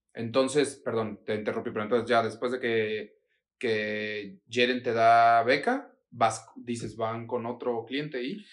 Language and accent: Spanish; Mexico; así somos los mexicanos